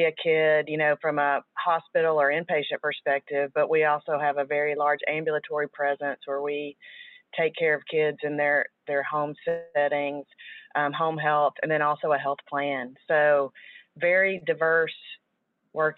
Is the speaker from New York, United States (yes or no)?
no; Chicago, Illinois, United States; accent: Chicago; now in Fort Worth, United States; my accent sometimes totally gives the Chicago vibe